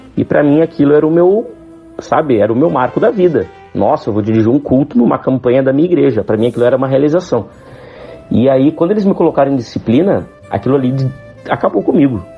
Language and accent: Portuguese; Porto Alegre, Rio Grande do Sul, Brazil; eu sou de Porto Alegre